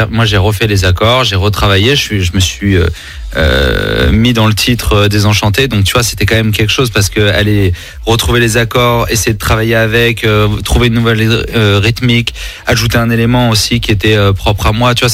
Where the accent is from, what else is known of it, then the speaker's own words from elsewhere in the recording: Nice, Provence-Alpes-Côte d'Azur, France; Bah, c'est ça, quand on est niçois, forcément, hein, il y a un moment, l'été nous manque.